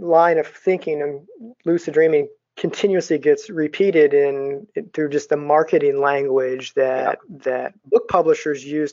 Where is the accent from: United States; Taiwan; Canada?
United States; as American dreamers